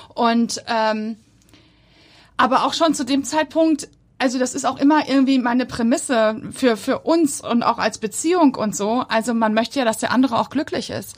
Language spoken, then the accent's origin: German; Bochum, North Rhine-Westphalia, Germany; also born or lived in Hamburg area; now in Hamburg, Germany; Ich komme ja aus Bochum